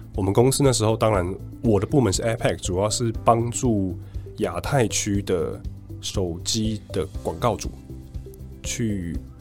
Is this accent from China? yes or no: no; Taiwan; moved away as an adult; also born or lived in Berlin; 我在离开台湾之前没有任何的英文环境